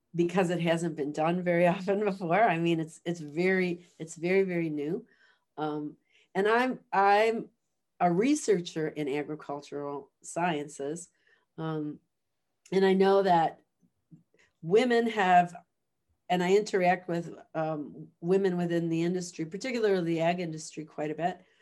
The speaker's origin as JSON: {"language": "English", "town": "Chicago", "region": "Illinois", "country": "United States", "tie": "born or raised there", "moved": "as an adult", "lives_now": "Guelph, Canada", "said": "I grew up in the city of Chicago"}